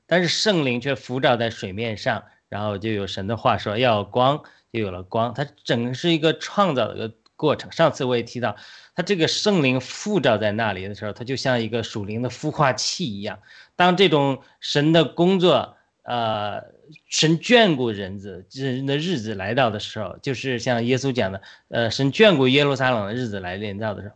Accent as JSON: {"language": "Chinese", "country": "China", "said": "我们中国人"}